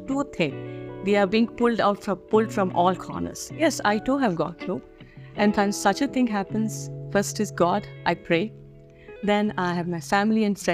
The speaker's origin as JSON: {"language": "English", "area": "a little village past Mangalore", "region": "Karnataka", "country": "India", "also_born_or_lived": "Bangalore", "first_language": "Kannada", "second_language": "English", "moved": "yes", "said": "Now, I'm from a little village past Mangalore. We are from there. We are what you call as Havyaks. We speak old Kannada."}